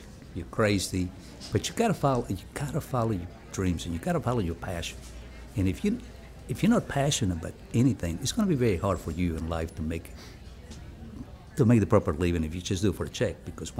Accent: Mexico; also born or lived in Lake Charles, Louisiana, United States; now in United States; growing up in Mexico

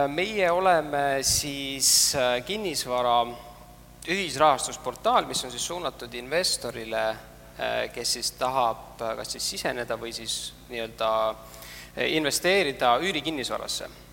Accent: Estonia; me ise oleme ikkagi asutajad, oleme eestlased

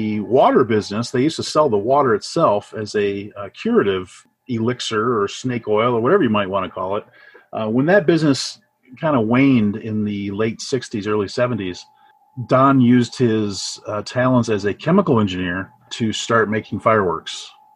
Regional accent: Trenton, Michigan, United States; I grew up in Trenton. So I spent my formative years in Trenton

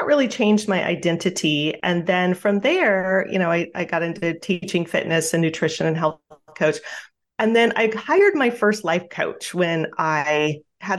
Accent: Juneau, Alaska, United States; I grew up in Juneau, Alaska, and very small town, like 30,000 people on the island there

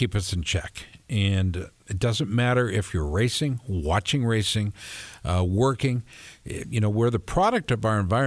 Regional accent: Minneapolis, Minnesota, United States; now in Central Iowa, United States; I'm from Minneapolis

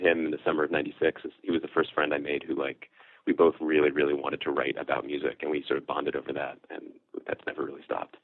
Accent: Philadelphia, Pennsylvania, United States; also born or lived in Wilkes-Barre, Pennsylvania; I lived in the same house my whole life through high school. But actually, the the house was technically Philadelphia until I was uh, ten, and then they moved the post office to the suburbs.

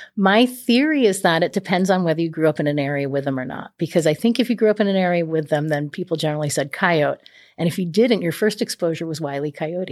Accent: New England, United States; moved away as an adult; also born or lived in Louisiana / San Diego, California; I'm originally from New England

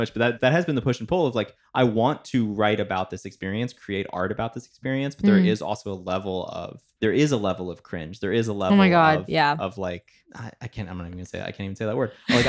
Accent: Italy; also born or lived in Washington, D.C. / Zimbabwe; now in United States; And then I lived in Zimbabwe for a bit, and then Italy for a bit.

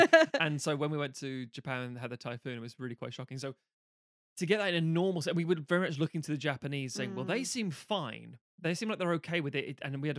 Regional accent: United Kingdom; being British, we live on an island of fairly moderate

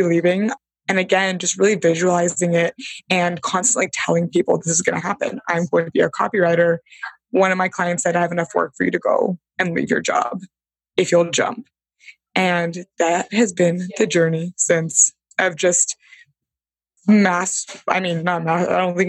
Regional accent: Bay Area, California, United States; I'm from the Bay Area, Silicon Valley land. So I think there was like this Silicon Valley rooted in me

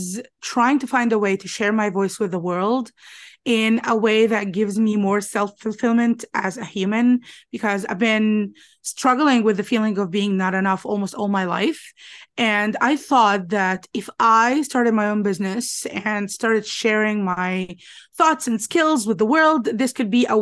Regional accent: Alexandria, Alexandria Governorate, Egypt; I'm from Alexandria, Egypt.

